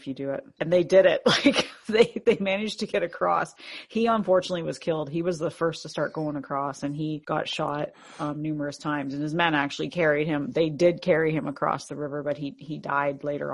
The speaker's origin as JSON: {"language": "English", "country": "Canada", "said": "I'm Canadian"}